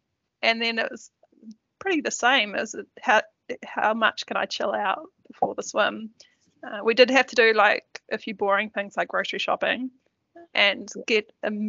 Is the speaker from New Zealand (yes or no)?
yes; Turangi, Waikato, New Zealand; that obviously been told that I was from Lower Hutt. No, just Turangi.